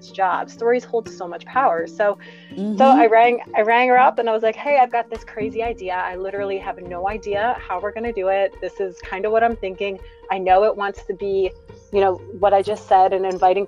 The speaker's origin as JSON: {"language": "English", "region": "Ohio", "country": "United States", "moved": "yes", "lives_now": "Chattanooga, United States", "said": "I'm not from here originally. I'm from Ohio."}